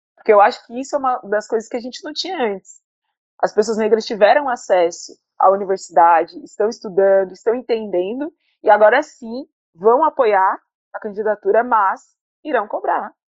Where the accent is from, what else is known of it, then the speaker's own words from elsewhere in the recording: Criciúma, Santa Catarina, Brazil; moved away as an adult; now in Salvador, Brazil; eu sou do Sul, de Criciúma, uma cidade que eu tive uma escola, é, uma escola fundamental boa